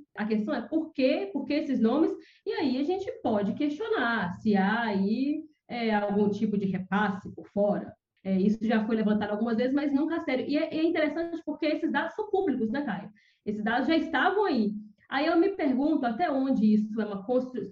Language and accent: Portuguese; interior of Minas Gerais, Brazil; moved away; sou do interior, né? Minha cidade é uma cidade empobrecida do, do interior de Minas Gerais